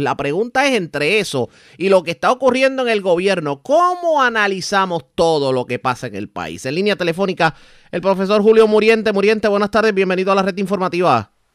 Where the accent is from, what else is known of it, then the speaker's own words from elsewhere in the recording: Puerto Rico; A nosotros como puertorriqueños nos educaron